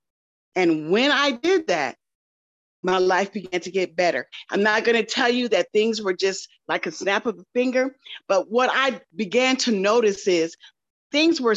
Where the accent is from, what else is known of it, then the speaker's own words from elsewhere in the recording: Michigan, United States; moved away as an adult; also born or lived in Texas; I'm down here in Texas. I'm from Michigan